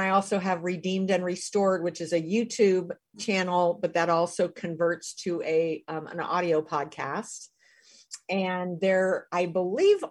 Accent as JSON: {"language": "English", "country": "United States", "said": "I'm not Jewish and I'm American"}